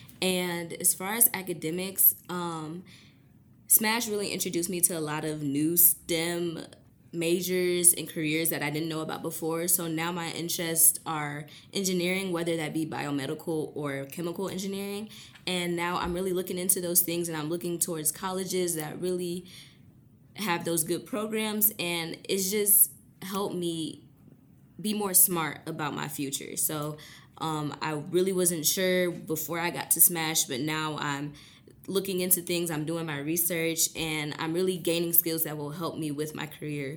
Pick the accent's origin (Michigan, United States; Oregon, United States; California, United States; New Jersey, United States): Michigan, United States; Detroit; I'm from Detroit